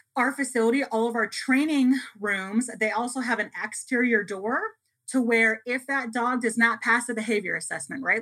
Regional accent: Chicago, Illinois, United States; moved away as an adult; now in Las Vegas, United States; I'm originally from the Chicago area.

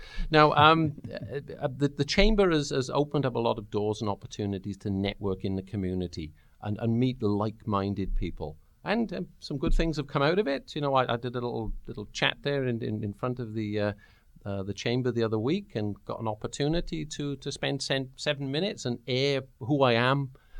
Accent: the South, United States; Yeah, I'm from the South as well. It's just a different one.

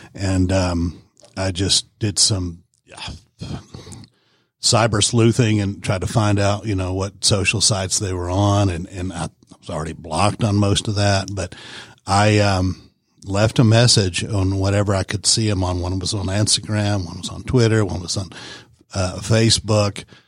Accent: Warner Robins, Georgia, United States; moved away; also born or lived in Knoxville, Tennessee; I'm originally from Warner Robins, Georgia

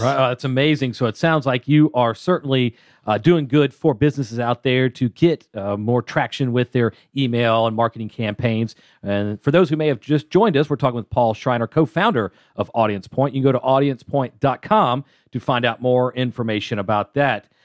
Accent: Atlanta, Georgia, United States; I'm from Atlanta

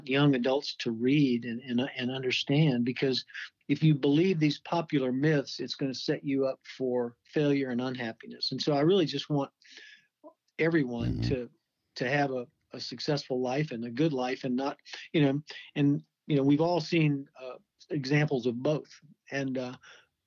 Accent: Kentucky, United States; moved away as an adult; now in Phoenix, United States; from Phoenix and also from Kentucky, actually, my home state

